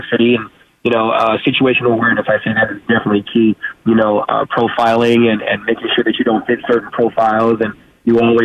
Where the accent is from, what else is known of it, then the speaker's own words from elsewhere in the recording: Chicago, Illinois, United States; born and raised in Chicago